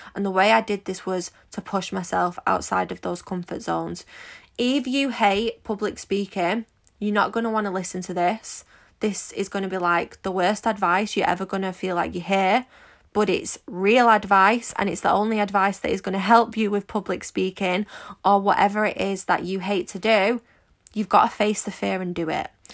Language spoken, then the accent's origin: English; Manchester, North West England, United Kingdom; you might be able to tell from my accent, but I'm quite common. I'm from Manchester